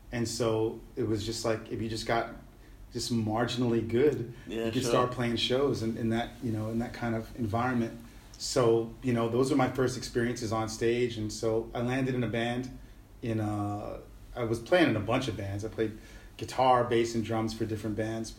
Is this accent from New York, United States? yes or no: yes; New York City, New York, United States; moved away as an adult; also born or lived in San Juan, Puerto Rico / Los Angeles; now in Ho Chi Minh City, Vietnam; I was born in San Juan, Puerto Rico, and I grew up in New York City. What was life like? I lived in New York City in the 70s, 80s, and 90s.